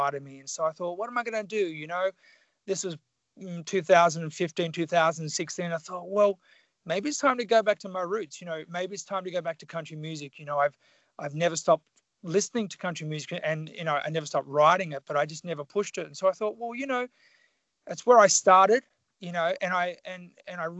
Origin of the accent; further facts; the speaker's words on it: Tasmania, Australia; moved away; So I grew up in Tasmania, which is the southern state of Australia. I grew up very country